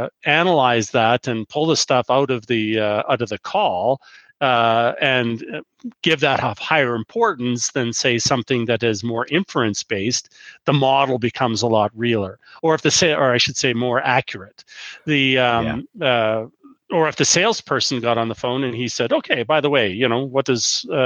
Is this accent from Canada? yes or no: yes; Canada; As a Canadian